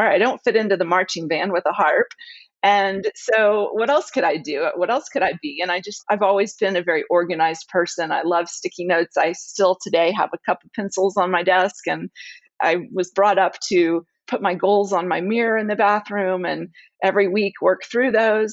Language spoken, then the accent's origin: English; the South, United States; also born or lived in Dallas, Texas / New Orleans; my heritage, I'm from the South